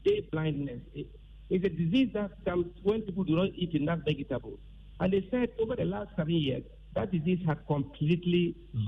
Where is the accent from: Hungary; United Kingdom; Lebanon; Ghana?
Ghana; Tamale, Northern Region; I was born and raised in the North, and I always lived in Tamale.